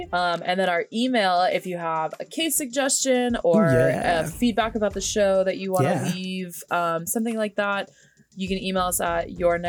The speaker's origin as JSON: {"language": "English", "town": "Orlando", "region": "Florida", "country": "United States", "said": "I am from Central Florida near Orlando where this happened."}